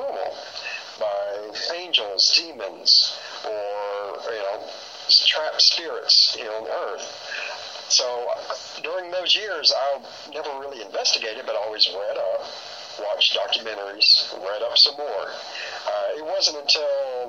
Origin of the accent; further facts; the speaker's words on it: Houston, Texas, United States; Born and raised in Houston, Texas.